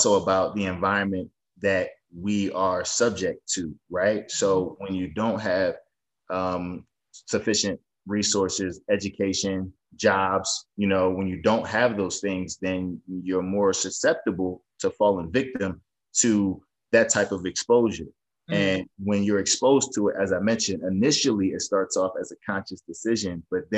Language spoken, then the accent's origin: English; Northeast, United States; I'm from the Northeast